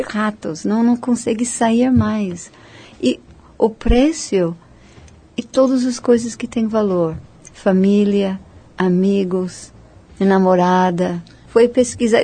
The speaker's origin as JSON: {"language": "Portuguese", "country": "United States", "also_born_or_lived": "India", "second_language": "Portuguese", "moved": "as an adult", "lives_now": "Brazil", "said": "como americano"}